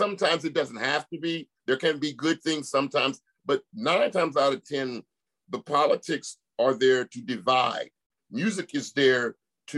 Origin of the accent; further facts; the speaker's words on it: San Francisco, California, United States; I'm a cat from San Francisco, Oakland Bay Area